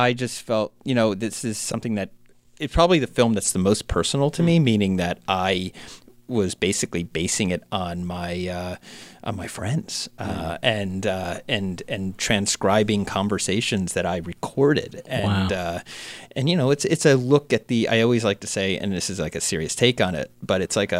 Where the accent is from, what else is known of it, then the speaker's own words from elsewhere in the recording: New Jersey, United States; moved away as an adult; also born or lived in Manhattan, New York; I'm from Jersey, being in Manhattan